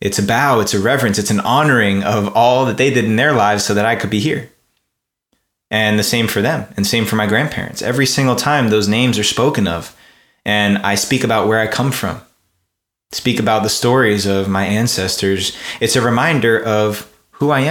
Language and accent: English; Ridgewood, New Jersey, United States; I was born in Ridgewood, New Jersey, and my family comes from Japan on my father's side and Italy on my mother's side.